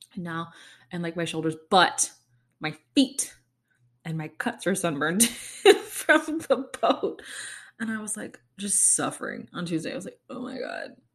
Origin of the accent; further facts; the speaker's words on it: Kansas City, United States; moved away; it's my hometown too